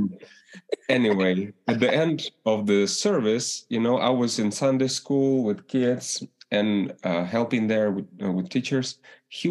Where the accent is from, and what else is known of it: Ukraine; English is a second language; moved away as an adult